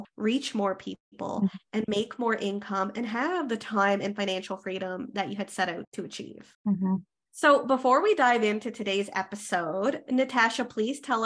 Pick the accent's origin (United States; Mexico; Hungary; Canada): Canada; I am a Canadian social worker